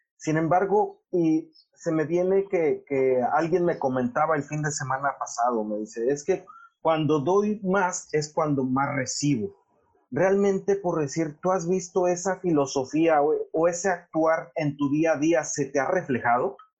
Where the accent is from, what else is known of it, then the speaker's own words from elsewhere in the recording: Mexico; nosotros como mexicanos